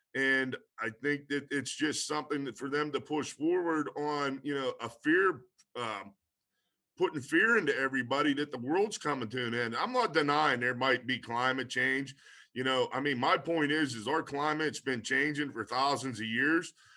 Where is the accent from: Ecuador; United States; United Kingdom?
United States; Pennsylvania; I'm from Pennsylvania